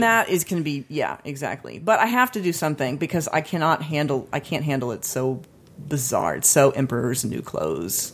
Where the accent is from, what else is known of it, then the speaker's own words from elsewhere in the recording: United States; being born into America